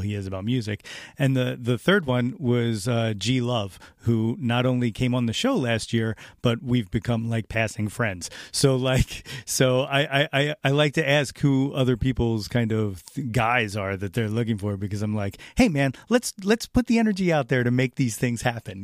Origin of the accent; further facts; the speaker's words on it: North Wales, Pennsylvania, United States; I'm from North Wales, so I just always wanted to talk to him about the hometown.